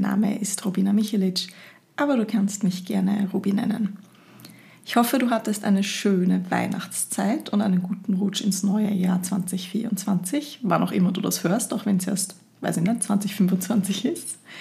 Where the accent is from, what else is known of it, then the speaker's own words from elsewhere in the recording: Linz, Upper Austria, Austria; now in Vienna, Austria; Ich komme eigentlich aus Linz, wohne aber schon seit vielen